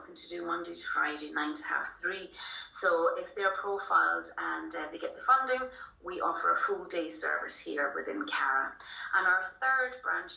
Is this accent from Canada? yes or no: no; Scotland, United Kingdom; moved away as an adult; now in Ireland; I'm actually Scottish, so originally from the kind of Aberdeen and Glasgow area. Moved over here 20 years ago